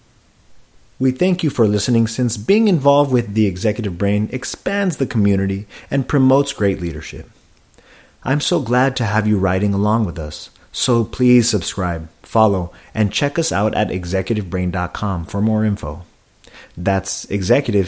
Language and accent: English; Silicon Valley, California, United States; I was born and raised in the Silicon Valley